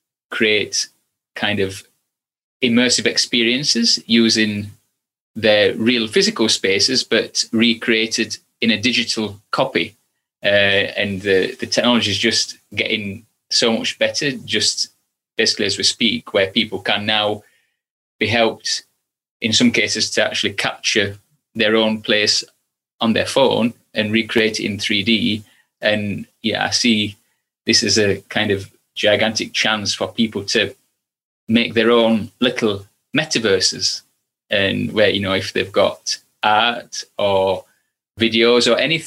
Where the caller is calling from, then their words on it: Stoke-on-Trent, West Midlands, United Kingdom; I'm in Stoke-on-Trent at the minute.